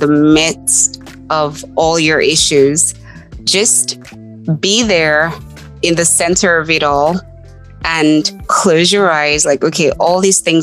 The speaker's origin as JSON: {"language": "English", "country": "Nigeria", "tie": "born or raised there", "moved": "as an adult", "lives_now": "United States", "said": "I grew up in Nigeria"}